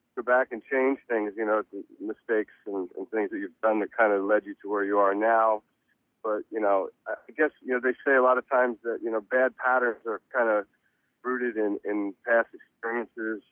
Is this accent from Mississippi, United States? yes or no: no; Reading, Pennsylvania, United States; now in Los Angeles, United States; I was born in Reading, Pennsylvania